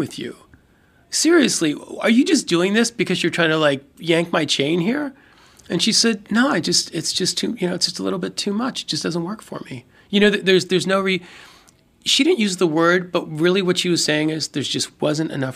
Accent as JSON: {"language": "English", "town": "Baltimore", "region": "Maryland", "country": "United States", "said": "I'm from Baltimore, and as with a lot of old-school Baltimoreans"}